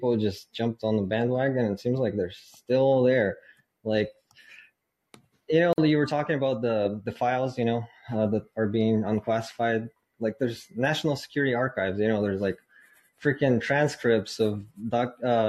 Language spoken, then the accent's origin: English; Russia; moved away as an adult; also born or lived in Kharkiv, Ukraine; now in United States; I was born in Kharkiv, which is the second biggest city in Ukraine. But I spend most of my life in Russia